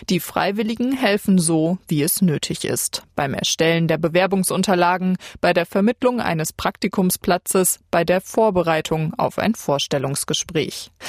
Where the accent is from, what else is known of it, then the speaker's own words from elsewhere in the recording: India; German is a second language; moved away as an adult; now in Germany; ich komme aus Indien.